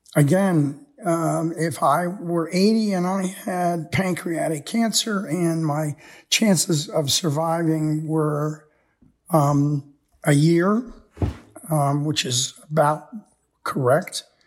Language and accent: English; United States; most of us growing up in America